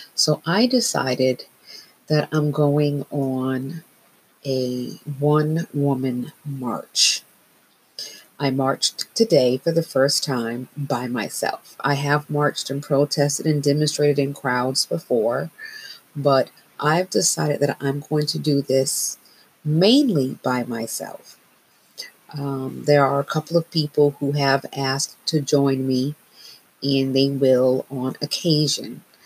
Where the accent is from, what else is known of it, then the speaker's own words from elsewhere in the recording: Northeast, United States; I've made the decision to march here in my hometown